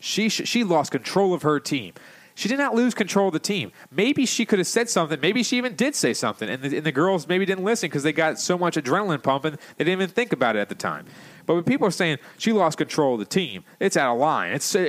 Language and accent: English; Canada; As a Canadian, we would never ever think of doing something like that.